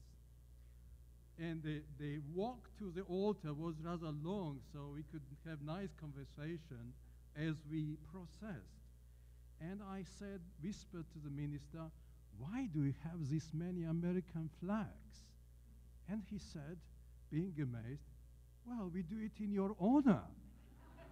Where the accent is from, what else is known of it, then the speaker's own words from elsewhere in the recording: Georgia; I come from Georgia